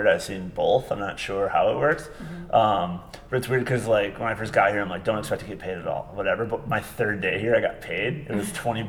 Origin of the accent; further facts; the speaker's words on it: Grand Rapids, Michigan, United States; I'm from Grand Rapids, Michigan